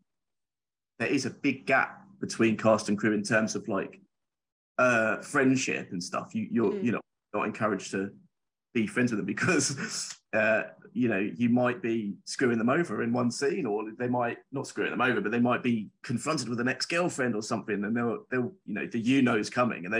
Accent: Essex, East of England, United Kingdom; I'm from Essex

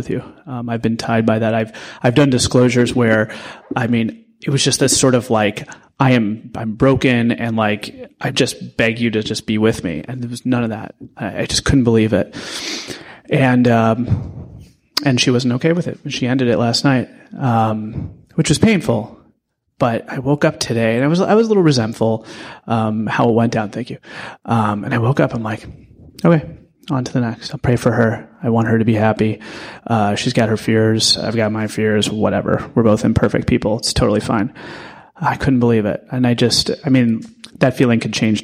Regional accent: St. Louis, Missouri, United States; now in New York City, United States; I'm from St. Louis originally

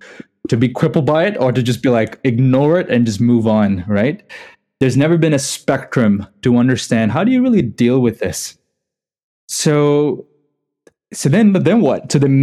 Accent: Dubai, United Arab Emirates; also born or lived in India; I'm not even from here, right? I grew up in Dubai in India.

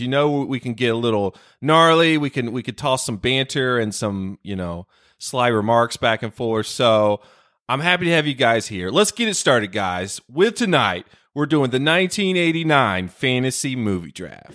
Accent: North Carolina, United States; North Carolina, my home state

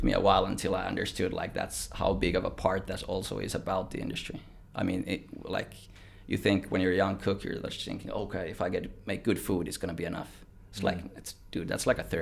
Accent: Vantaa, Uusimaa, Finland; now in Australia; born and raised in Vantaa

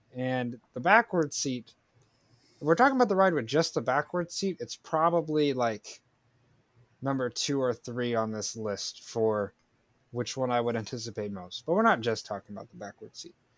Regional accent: Florida, United States; my home state of Florida.

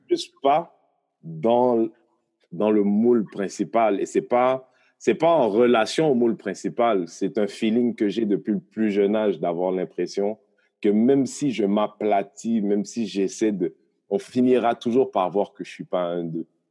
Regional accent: Haiti; now in Montreal, Canada; moi, je viens d'Haïti, un pays qui est indépendant depuis 200 ans à peu près

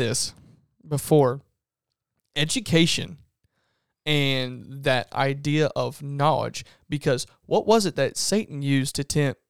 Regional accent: Medora, United States; I'm from Medora.

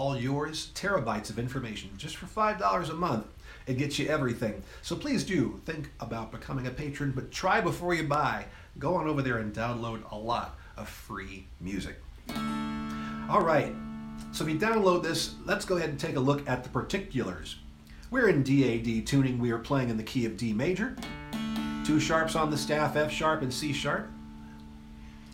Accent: United States; my home country, the United States of America

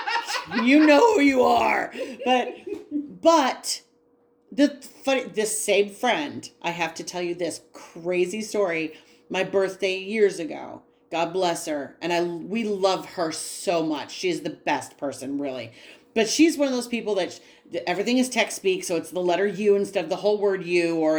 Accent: New York, United States; I am a New Yorker

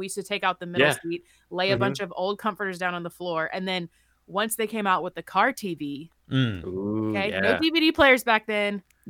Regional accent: Charleston, United States; moved away; growing up in Charleston

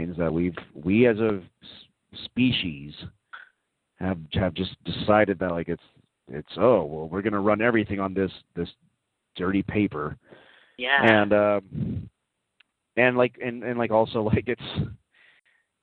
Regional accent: Dallas, Texas, United States; moved away as an adult; also born or lived in Austin, Texas; now in New York, United States; I grew up in Dallas, which is a town I'm not crazy about, but I lived in Austin for about 5 years or so

